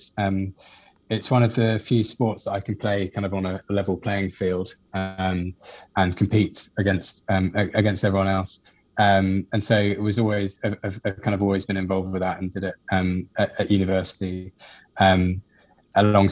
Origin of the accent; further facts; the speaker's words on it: just south of London, South East England, United Kingdom; So I grew up in the UK, just south of London. So not in the city, but in the outskirts, in a kind of pretty standard suburban area